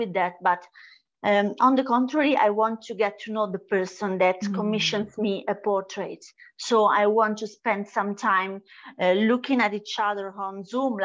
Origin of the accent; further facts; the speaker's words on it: Italy; I am from Italy